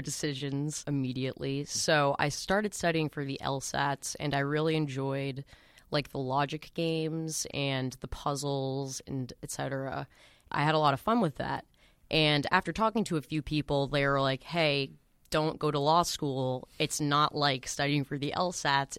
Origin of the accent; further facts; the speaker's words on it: Boston, Massachusetts, United States; also born or lived in Newton; I'm from Boston. I've been living at home in Newton.